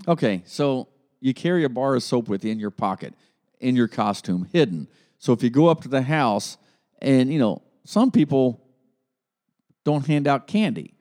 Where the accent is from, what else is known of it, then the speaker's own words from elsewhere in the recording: Grove City, Ohio, United States; I grew up in Grove City, Ohio